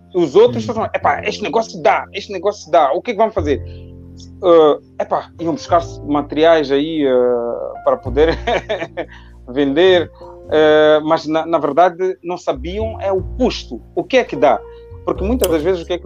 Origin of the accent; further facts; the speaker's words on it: Matola, Maputo, Mozambique; moved away as an adult; also born or lived in Lisbon; nasci na Matola e nasci e cresci na Matola.